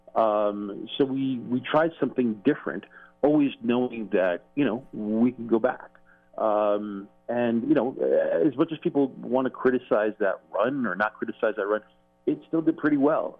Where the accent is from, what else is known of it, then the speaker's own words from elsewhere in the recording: New York, United States; being a New Yorker